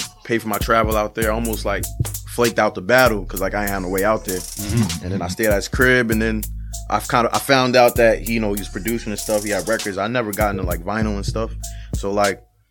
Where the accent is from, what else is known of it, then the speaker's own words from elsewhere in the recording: New York, United States; from New York